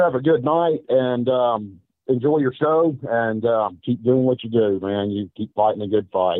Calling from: Memphis, Tennessee, United States; I am calling you from Memphis, Tennessee tonight.

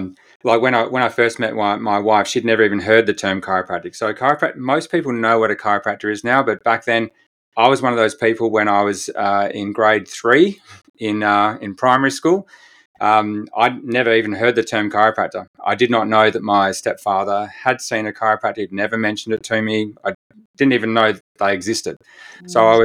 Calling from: Perth, Western Australia, Australia; So I'm joining you quite away from New Zealand. I'm in Perth, Western Australia.

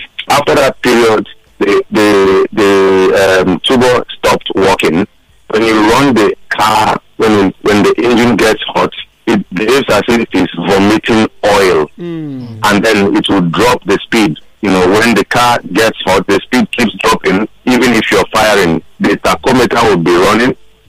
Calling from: Lagos, Nigeria; I'm calling from Isolo.

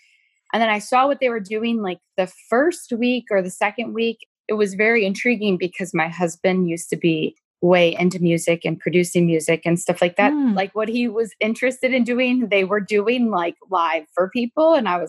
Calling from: Wisconsin, United States; Hi, I am in southern Wisconsin. I reside with my four children.

